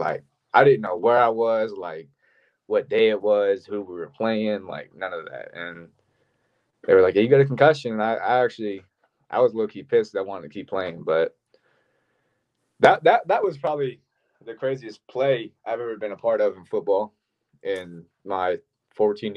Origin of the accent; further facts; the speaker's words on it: Ocala, Florida, United States; moved away; Growing up in Ocala